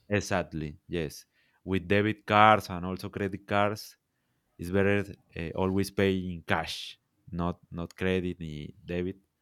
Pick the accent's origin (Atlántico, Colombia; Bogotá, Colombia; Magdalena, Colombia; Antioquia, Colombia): Magdalena, Colombia; Santa Marta; English is a second language; I am from, from Colombia, I am from Santa Marta